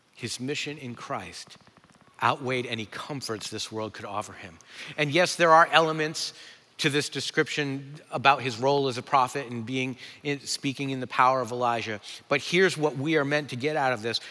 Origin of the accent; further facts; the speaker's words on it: New England, United States; I'm from New England